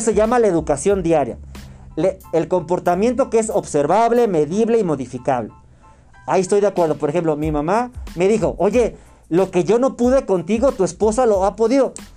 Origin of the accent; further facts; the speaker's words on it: Torreón, Coahuila, Mexico; yo soy de Torreón, Aguila